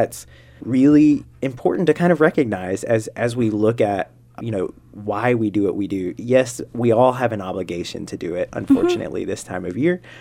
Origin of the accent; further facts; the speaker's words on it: North Carolina, United States; I'm from North Carolina